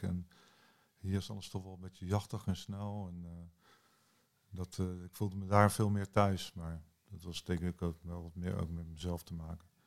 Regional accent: New Zealand; ik ben geboren in Nieuw-Zeeland

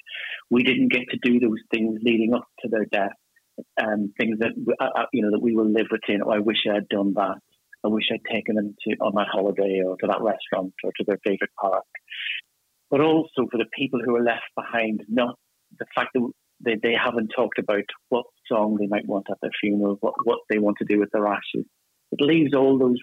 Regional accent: Ireland; accent: Irish; moved away as an adult; now in United Kingdom; as you can tell from my accent, I'm Irish. I moved to the UK about 15 years ago

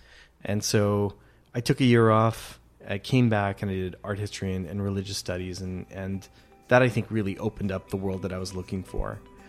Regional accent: Goa, India; We're from from Goa in India, which is Catholics that were 500 years before they were Catholic.

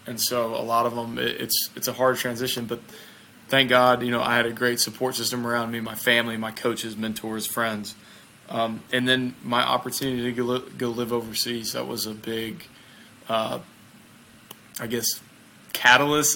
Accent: Mississippi, United States; I'm from the United States I'm from the state of Mississippi uh, so I'm a southerner

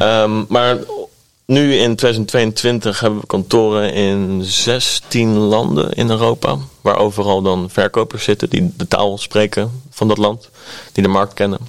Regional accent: Delft, South Holland, Netherlands; opgegroeid in Delft. Uh, wonen nu ook nog eh, bij Delft in de buurt

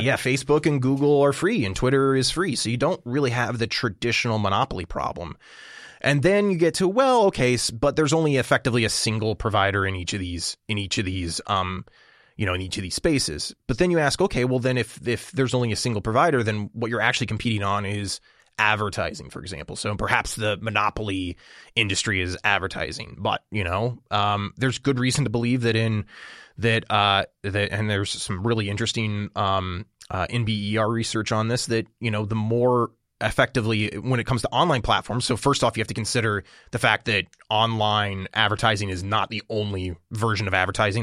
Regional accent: Illinois, United States; Illinois, you know, my home state

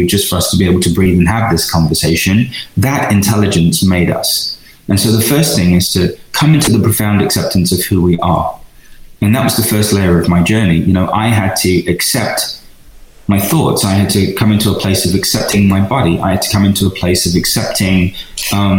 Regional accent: London, United Kingdom; moved away as an adult; also born or lived in Venice, California; now in United States; being an Indian kid in London, in order to just survive in East London.

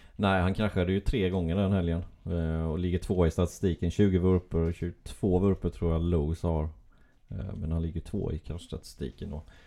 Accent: Gislaved, Jönköping County, Sweden; Det är ju min hemstad, Gislaved

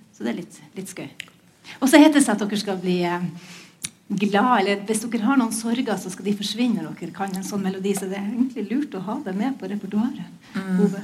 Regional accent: Bodø, Nordland, Norway; Jeg vokste opp eh, på 70-tallet, um, og eh, da var det flaks, for at jeg var i jeg, var, jeg er fra Bodø

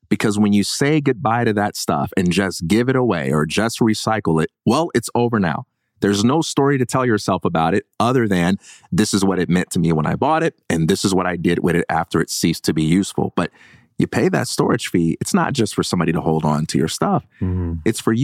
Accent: Chicago, Illinois, United States; I'm from Chicago.

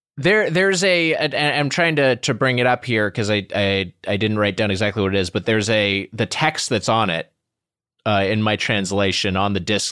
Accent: Long Beach, California, United States; I'm from the Long Beach area, and they're just like everywhere.

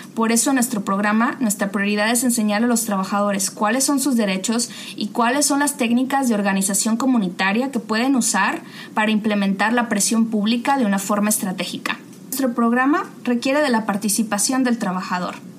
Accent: Mexico; moved away as an adult; also born or lived in Massachusetts, United States; now in United States; yo soy de México, fui criada en una familia de clase trabajadora

